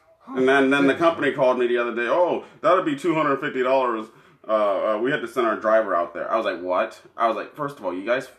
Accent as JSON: {"language": "English", "country": "Canada", "said": "Oh, I loved it. I'm Canadian."}